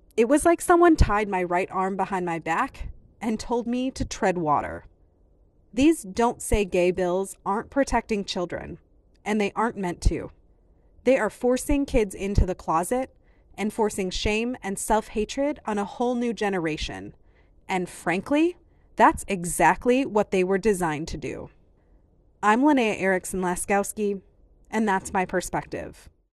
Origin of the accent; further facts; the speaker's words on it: Iowa, United States; I grew up in Iowa